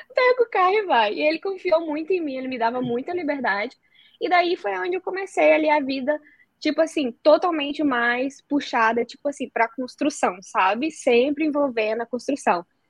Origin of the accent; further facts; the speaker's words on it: southern Espírito Santo, Brazil; moved away as an adult; now in Dublin, Ireland; sou capixaba, vim de uma cidade bem pequena lá do Espírito Santo, do sul do Espírito Santo